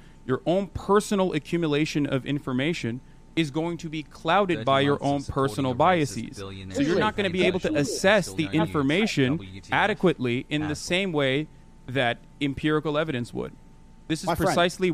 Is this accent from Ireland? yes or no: no; Turkey; moved away; I'm Turkish, well, actually. I grew up in Turkey